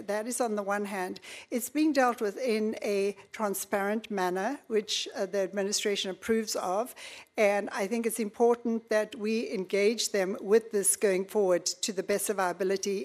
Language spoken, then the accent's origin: English; South Africa; now in United States; born and raised in South Africa